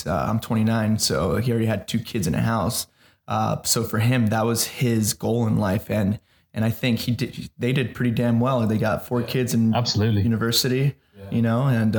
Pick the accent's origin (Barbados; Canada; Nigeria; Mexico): Mexico; now in United States; I still identify myself as Mexican, even though I am American. I still identify myself as Mexican because that's what I grew up in.